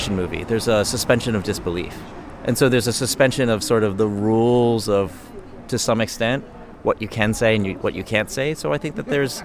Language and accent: English; Baltimore, Maryland, United States; now in New Jersey, United States; I was originally from Baltimore, Maryland, and I live in New Jersey now.